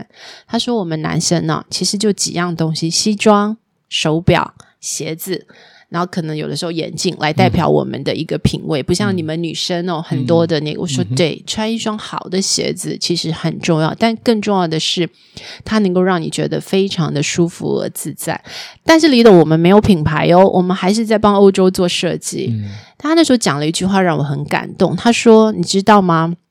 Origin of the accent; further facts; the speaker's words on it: Taiwan; moved away; 那可是我们台湾人哦，